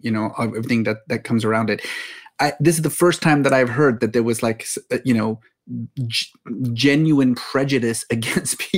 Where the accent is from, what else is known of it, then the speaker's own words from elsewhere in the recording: Dallas, Texas, United States; also born or lived in Oklahoma / Abilene, Texas; I was born in Oklahoma, but mostly raised in Abilene and Dallas.